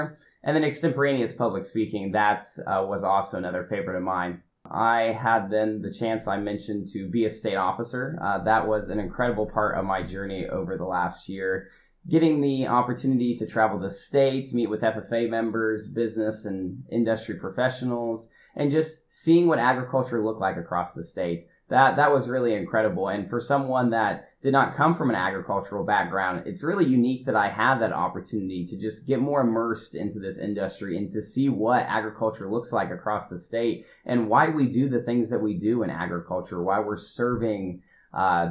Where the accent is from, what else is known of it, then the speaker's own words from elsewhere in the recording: Union City, Indiana, United States; I'm originally from Union City, Indiana, which is a small town in Randolph County over towards the east central part of the state